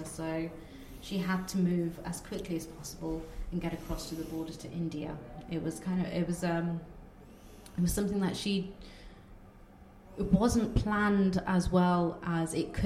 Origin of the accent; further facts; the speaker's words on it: Coventry, West Midlands, United Kingdom; first language Bengali; English is a second language; we come from Coventry, a very, very multicultural city.